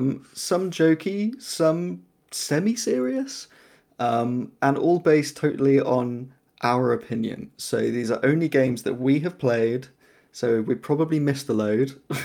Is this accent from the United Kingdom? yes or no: yes; England, United Kingdom; I am also English.